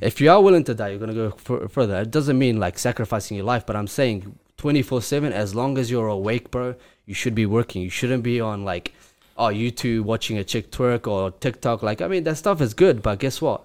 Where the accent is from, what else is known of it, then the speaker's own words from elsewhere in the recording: Grozny, Chechnya, Russia; now in Auckland, New Zealand; I live in Auckland, New Zealand. I'm originally from Chechnya, Grozny, which is in Russia.